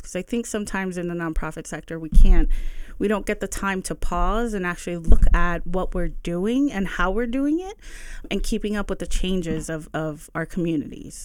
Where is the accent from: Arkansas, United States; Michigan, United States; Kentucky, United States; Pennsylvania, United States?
Pennsylvania, United States; Bethlehem; also born or lived in Allentown; I'm a lifelong resident of the Lehigh Valley. I grew up in the South Side, um, between, and then we moved to Allentown, and then I moved back to Bethlehem